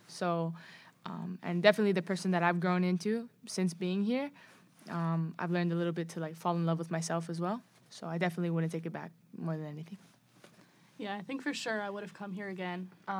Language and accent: English; Hawaii, United States; now in St. Charles, United States; Yes, I was born and raised in Hawaii. And now I live in St. Charles, Missouri.